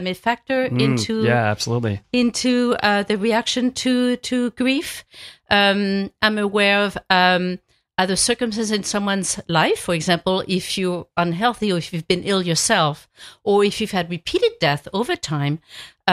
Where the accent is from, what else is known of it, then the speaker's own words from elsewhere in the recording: France; moved away; I grew up in a small town in France where people held wakes in their home